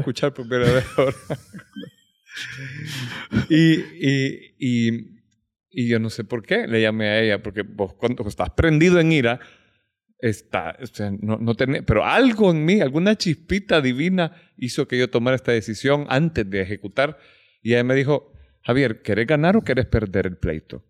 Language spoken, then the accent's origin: Spanish; United States; yo crecí en Estados Unidos.